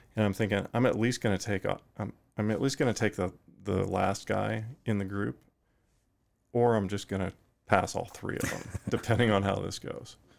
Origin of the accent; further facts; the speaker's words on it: Fort Worth, Texas, United States; also born or lived in Effingham, Illinois; eventually early in life, moved to Fort Worth, Texas, and that's where I spent my, my time growing up